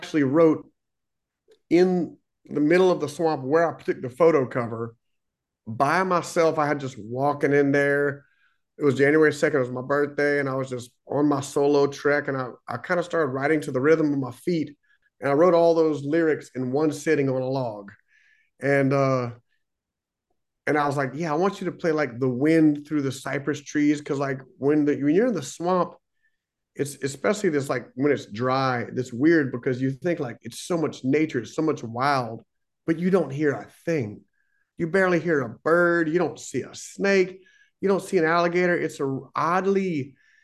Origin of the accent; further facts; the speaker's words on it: Louisiana, United States; in Louisiana, we're such a little small niche.